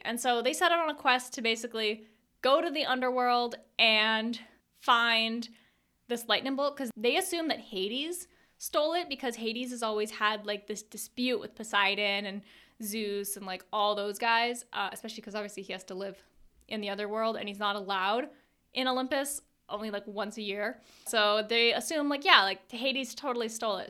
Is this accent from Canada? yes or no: yes; Canada; I'm Canadian